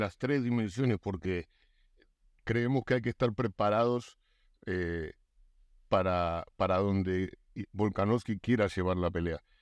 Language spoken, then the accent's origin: Spanish; Argentina; yo soy argentino